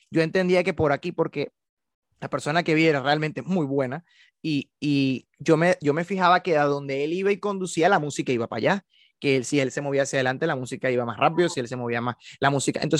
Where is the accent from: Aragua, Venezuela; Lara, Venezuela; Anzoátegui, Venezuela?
Lara, Venezuela; Barquisimeto; como he trabajado hasta ahora, que es de donde vengo, yo en Núcleo Barquisimeto fui director musical de la Orquesta Sinfónica Juvenil Franco Medina